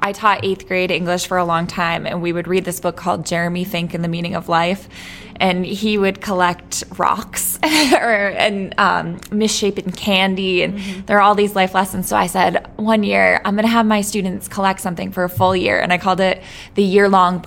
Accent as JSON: {"language": "English", "town": "Worcester", "region": "Massachusetts", "country": "United States", "tie": "born or raised there", "also_born_or_lived": "New York", "said": "I love Worcester, too. It's my hometown"}